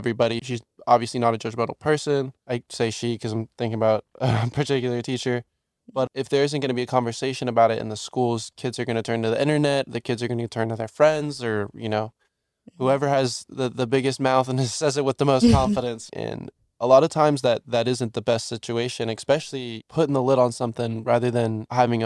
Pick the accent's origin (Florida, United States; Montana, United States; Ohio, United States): Florida, United States; Orlando; now in Jacksonville, United States; I grew up in Orlando, just down the street from Pulse